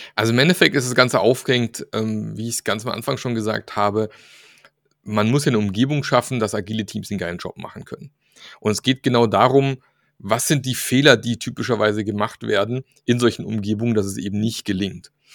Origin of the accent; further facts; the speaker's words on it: Germany; in unserer deutschen Ingenieurskultur